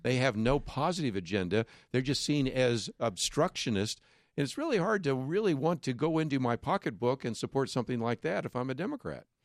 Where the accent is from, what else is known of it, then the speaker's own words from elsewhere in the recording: Berkeley, California, United States; when I grew up in Berkeley